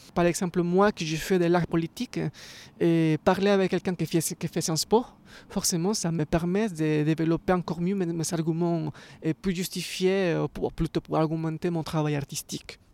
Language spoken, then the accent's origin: French; Ecuador; moved away as an adult; now in Paris, France; je viens d'Équateur.